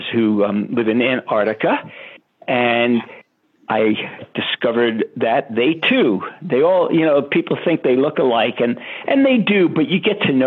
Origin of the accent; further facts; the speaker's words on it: New York City, New York, United States; I grew up in Brooklyn, New York